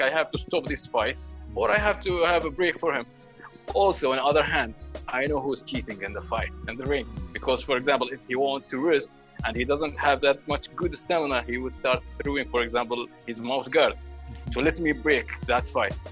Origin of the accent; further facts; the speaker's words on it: Sharjah, United Arab Emirates; I grew up in lovely area, Sharjah called Halwan